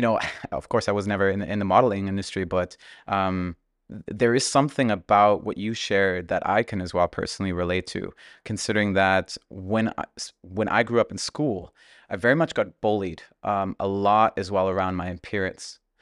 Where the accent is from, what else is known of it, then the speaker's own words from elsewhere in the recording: Germany; growing up in Germany, my parents were actually immigrants from Russia